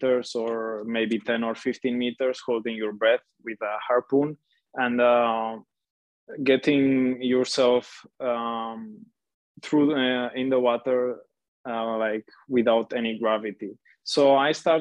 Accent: Catalonia, Spain; also born or lived in Transylvania, Romania; So I was born in Romania, in Transylvania. So then some years later, we moved to Catalonia, Spain.

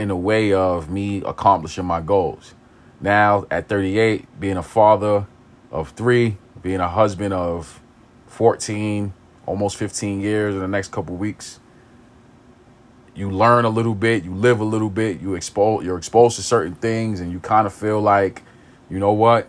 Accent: New York City, New York, United States; I grew up in East New York. I grew up in pink houses

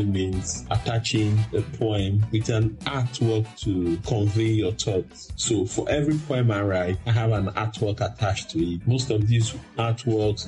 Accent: Nigeria; I am a Nigerian confessionist poet

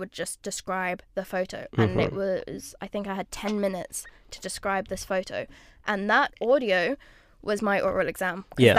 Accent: Luxembourg; I'm from Luxembourg.

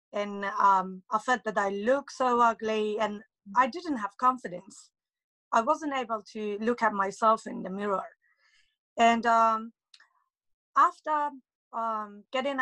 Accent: Tehran, Tehran Province, Iran; now in United Kingdom; I'm from Iran, Tehran, and it's been nearly, I think, 14 years that I'm living in UK

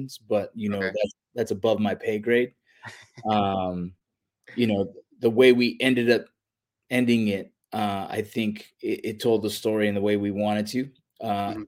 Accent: Los Angeles, California, United States; I grew up in the San Fernando Valley

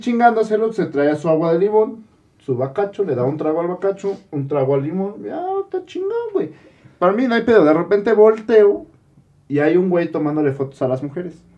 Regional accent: State of Mexico, Mexico; nosotros del Estado de México

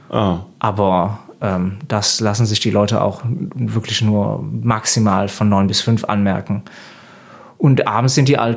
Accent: Belgium; Das ist erstmal so ein Kulturschock, obwohl als Belgier ist das eigentlich

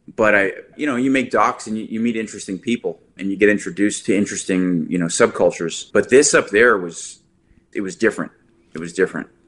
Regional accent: New Jersey, United States; I'm from New Jersey

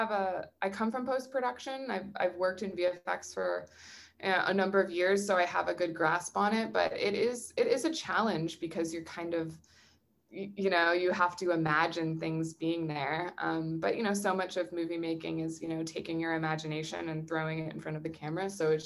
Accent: New England, United States; Growing up in New England, we learned about Salem in a lot.

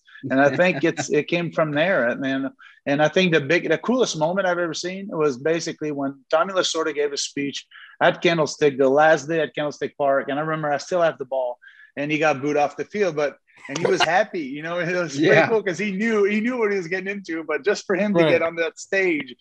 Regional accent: Montreal, Quebec, Canada; I was born in Montreal

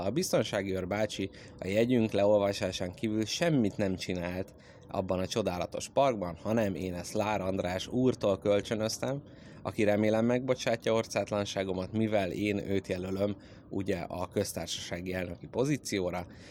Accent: Hungary; jó magyarként

